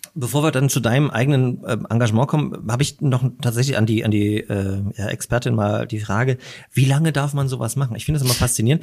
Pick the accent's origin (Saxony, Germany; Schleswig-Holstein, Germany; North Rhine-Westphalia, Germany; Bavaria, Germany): Saxony, Germany; Großröhrsdorf; also born or lived in Dresden; now in Leipzig, Germany; ich bin in Dresden geboren äh, und bin dann in der Oberlausitz aufgewachsen, und auch äh, zur Schule gegangen, Großröhrsdorf